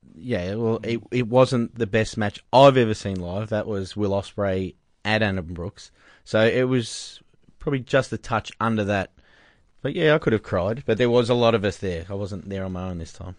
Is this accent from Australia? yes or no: yes; Australia; We're Australian here.